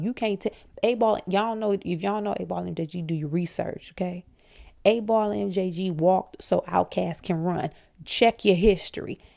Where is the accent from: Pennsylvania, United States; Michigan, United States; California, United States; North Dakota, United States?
Michigan, United States; Flint; I'm from Flint